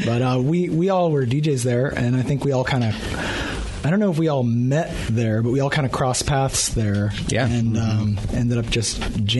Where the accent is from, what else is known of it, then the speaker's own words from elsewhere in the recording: Everett, Washington, United States; I'm from Everett, Washington